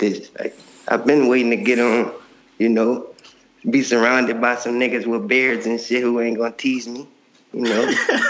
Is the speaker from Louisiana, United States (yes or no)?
yes; New Orleans, Louisiana, United States; I'm out the Lafitte, like out the 6-4.